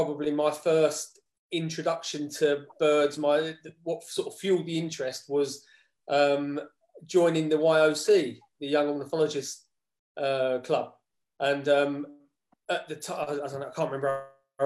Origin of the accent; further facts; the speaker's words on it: Dagenham, London, United Kingdom; moved away as an adult; now in Algodonales, Spain; I grew up in Dagenham.